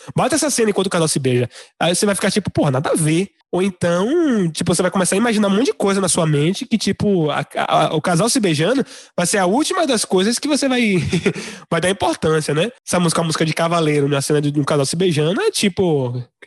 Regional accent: Salvador, Bahia, Brazil; Eu como baiano, soteropolitano, então falo principalmente de onde eu vivo

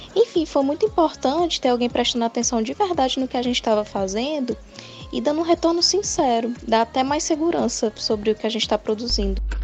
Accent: Fortaleza, Ceará, Brazil; eu sou de Fortaleza, do Ceará

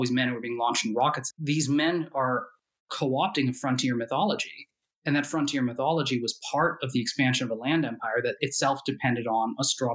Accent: New Hampshire, United States; I grew up in New Hampshire

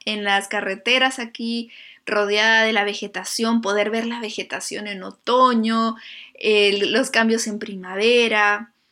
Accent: Lima, Peru; moved away as an adult; Yo soy de Lima y pues es una ciudad preciosa, pero no tiene mucha naturaleza.

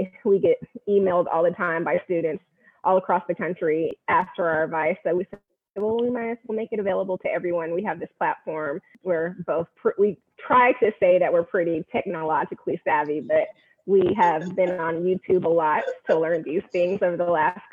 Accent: Bay Area, California, United States; moved away as an adult; now in Fort Worth, United States; I am born and raised in the Bay Area, California

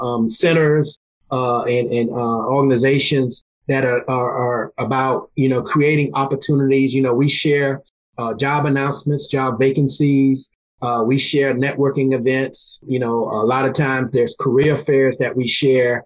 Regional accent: South Carolina, United States; moved away; I'm born and raised in South Carolina, which is four hours from where I live now.

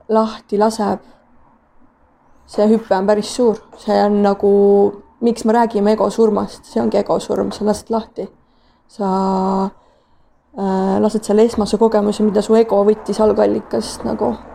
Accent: Tartu, Tartu County, Estonia; ma tulen äh, Tartust, et äh, olen seal pool elu vähemalt elanud

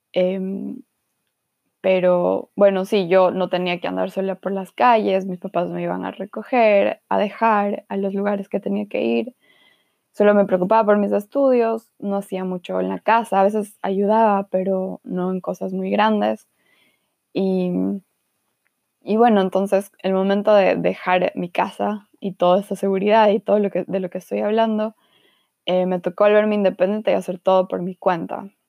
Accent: Guayaquil, Guayas, Ecuador; moved away as an adult; also born or lived in Quito / Cuenca / Frankfurt / Marburg; now in Germany; nací en Quito, luego me mudé a Cuenca y luego me mudé a Guayaquil. Y ahí viví casi

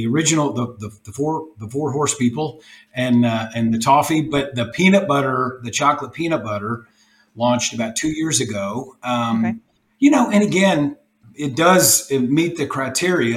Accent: Louisville, Kentucky, United States; moved away as an adult; now in Austin, United States; I'm from Louisville, Kentucky. We're in Austin, Texas now. Moved the business here a couple of years ago, but we're from Louisville

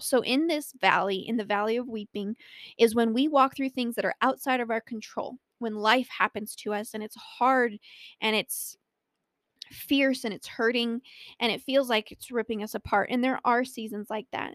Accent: Colorado, United States; born or raised there

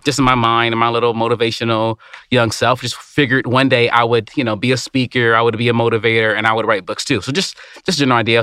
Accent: Detroit, Michigan, United States; I grew up in Detroit. I grew up in a Motor City

